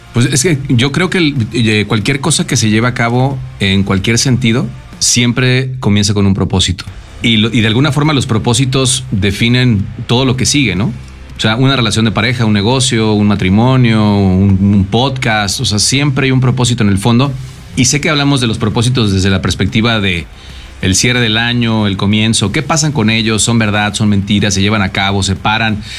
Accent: Mexico; se ajusta a un tema cultural como mexicanos

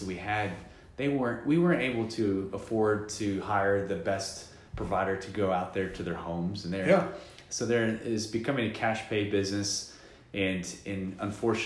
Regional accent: Euless, Texas, United States; also born or lived in Roanoke, Texas; I actually grew up in Euless, but moved to Roanoke

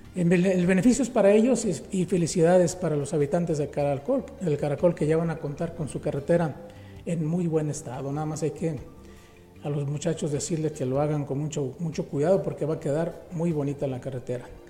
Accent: Mexico; somos los mexicanos

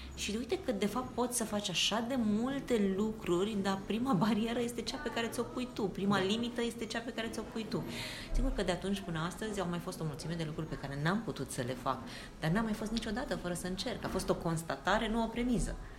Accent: Bucharest, Romania; Eu veneam din Bercen. Bercen este un cartier mărginaș al Bucureștiului

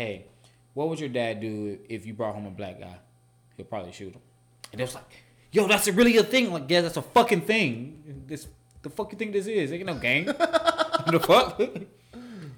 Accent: Georgia, United States; I'm from Georgia

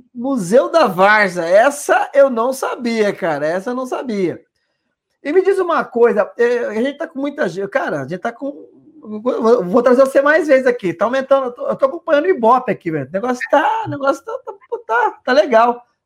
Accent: São Paulo, Brazil; a gente é nascido e criado aqui na Brasilândia

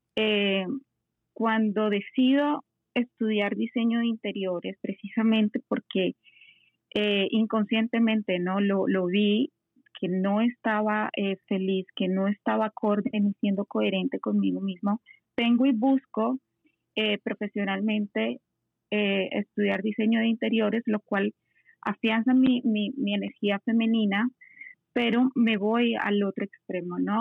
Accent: Colombia; yo soy eh, colombiana

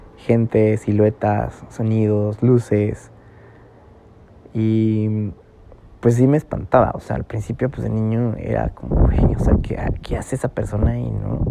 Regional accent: San Juan del Río, Querétaro, Mexico; moved away; yo soy de Querétaro, eh, y crecí en San Juan del Río

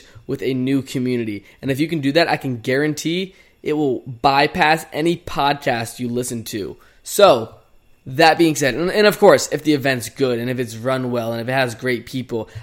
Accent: Chesterfield, Virginia, United States; moved away as an adult; now in Phoenix, United States; I've been literally in my hometown, Chesterfield, Virginia, for the past 3 weeks.

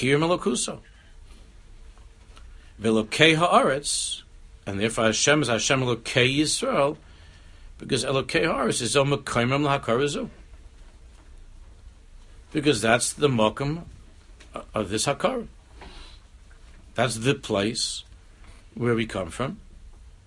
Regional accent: New York, United States; We were born and raised in New York.

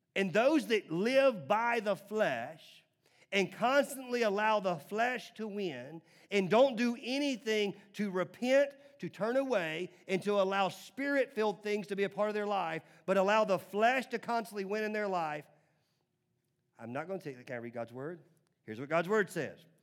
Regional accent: Nashville, Tennessee, United States; growing up in Nashville, again, in the nineties

